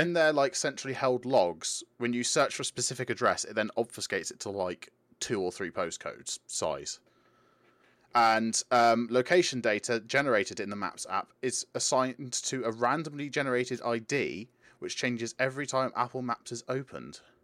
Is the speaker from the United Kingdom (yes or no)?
yes; United Kingdom; we're British